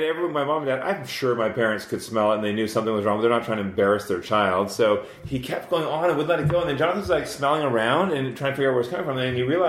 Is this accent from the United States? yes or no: no; Scotland, United Kingdom; I'm Scottish.